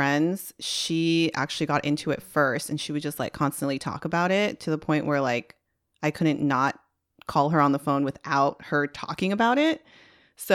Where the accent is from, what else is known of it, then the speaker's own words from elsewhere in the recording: United States; at least as an American, you're waking up at a weird time to enjoy a motorsport.